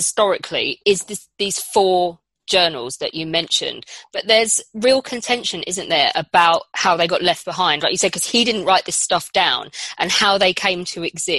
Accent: England, United Kingdom; But being British

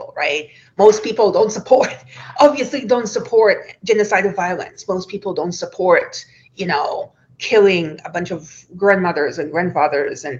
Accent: Tel Aviv, Tel Aviv District, Israel; I grew up in Tel Aviv

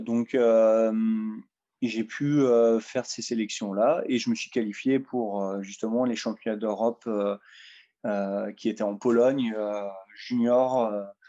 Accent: Sedan, Grand Est, France; j'ai grandi à Sedan

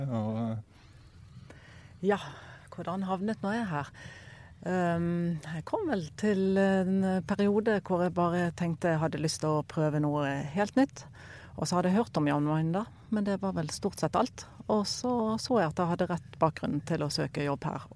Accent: Bergen, Vestland, Norway; now in Kongsberg, Norway; kommer opprinnelig fra Bergen, men bor på Kongsberg til vanlig

